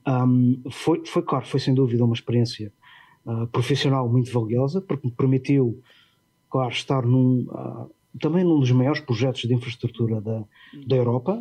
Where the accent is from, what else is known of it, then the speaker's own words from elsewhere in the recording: Portugal; moved away as an adult; also born or lived in London; quando saí de Portugal, ingressei diretamente no, uh, no Crossrail